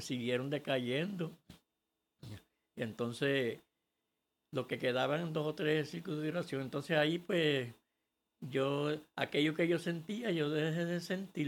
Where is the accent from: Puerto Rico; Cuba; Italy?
Puerto Rico; born or raised there; also born or lived in Orocovia, Puerto Rico